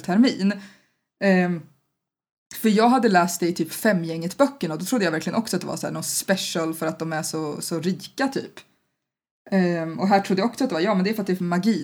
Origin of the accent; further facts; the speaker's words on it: Sweden; som svensk